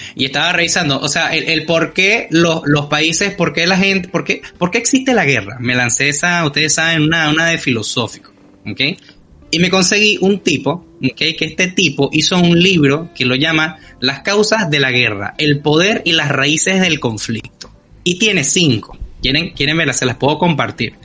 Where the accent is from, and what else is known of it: Venezuela